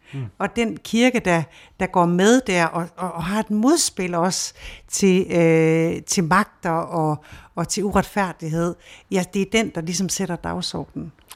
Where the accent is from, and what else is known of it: Denmark